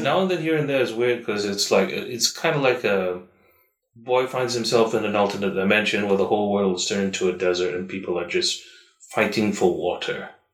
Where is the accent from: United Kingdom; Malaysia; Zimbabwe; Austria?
Malaysia; a Malaysian